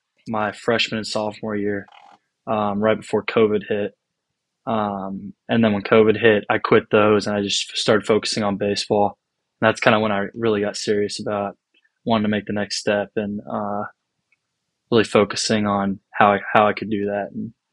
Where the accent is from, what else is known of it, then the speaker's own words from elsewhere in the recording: Franklin, Tennessee, United States; also born or lived in Virginia; Originally, we're from Nashville, Tennessee, right outside Nashville, Franklin area. Originally, we're from Virginia, though. I was born in Virginia.